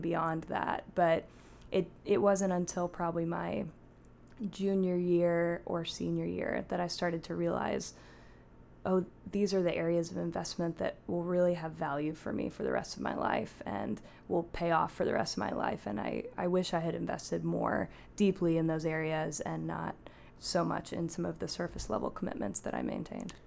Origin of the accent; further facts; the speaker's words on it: Pacific Northwest, United States; also born or lived in Portland, Oregon / Seattle, Washington; now in Washington, D.C., United States; I grew up in the Pacific Northwest in the Portland and Seattle areas